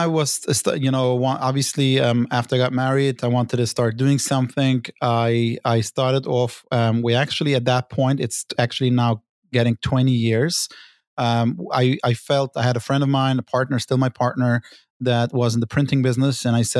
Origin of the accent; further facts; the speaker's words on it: New York City, New York, United States; Brooklyn, New York.